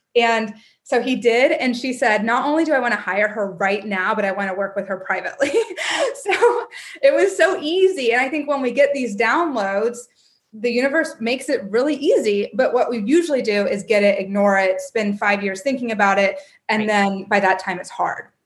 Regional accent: Kentucky, United States; moved away; also born or lived in New York City; I grew up in Kentucky

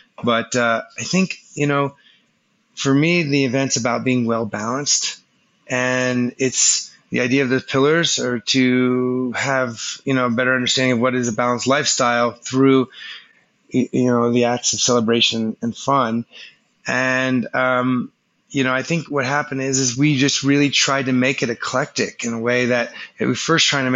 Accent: South Florida, United States; I grew up in South Florida, so I probably have some connection to that region just based on that's where my childhood was

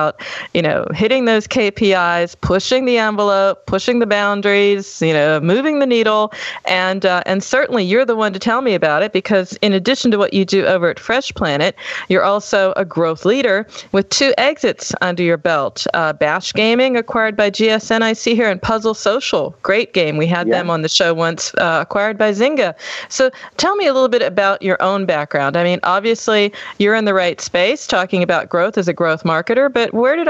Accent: United States; now in Germany; I'm American. I'm living in Germany

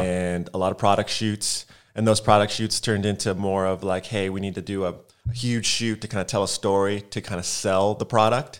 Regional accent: Los Angeles, California, United States; moved away as an adult; now in Atlanta, United States; I'm from Los Angeles. Was here 25 years before I decided to leave

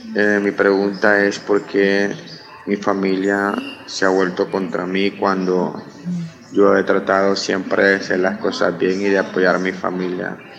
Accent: Honduras; soy de Honduras.

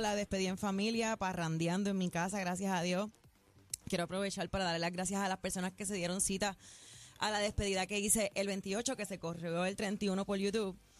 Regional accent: Puerto Rico; en mi país

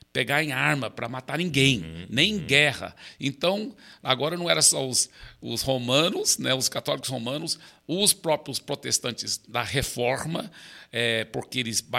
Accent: Belo Horizonte, Minas Gerais, Brazil; born there; E eu fui o único que nasci no Brasil. É, meus pais estavam plantando igrejas em Minas Gerais, e eu nasci em Belo Horizonte.

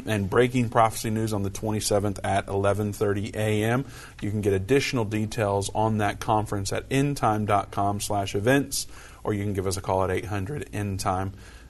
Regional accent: Indiana, United States; moved away; I'm from Indiana. We say it a little different up there.

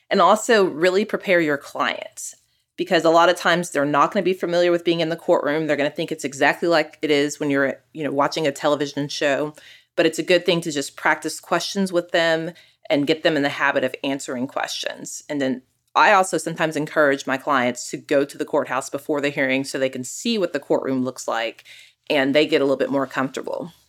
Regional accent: Austin, Texas, United States; now in Dallas, United States; I'm also a family lawyer that practices in Dallas, and I'm originally from Austin.

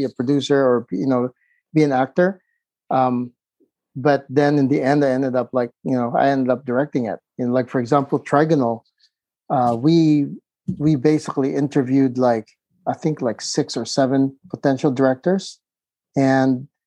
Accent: Philippines; moved away; also born or lived in San Diego, California / Los Angeles; I was growing up in the Philippines

